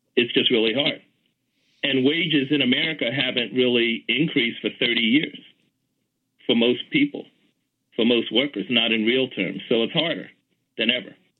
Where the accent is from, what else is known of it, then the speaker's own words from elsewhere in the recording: Philadelphia, Pennsylvania, United States; moved away as an adult; also born or lived in New York City; I grew up in Philadelphia